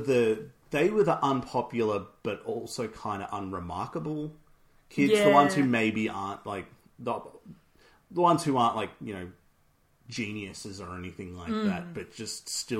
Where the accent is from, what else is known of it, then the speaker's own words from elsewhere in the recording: Utica, New York, United States; I'm from Utica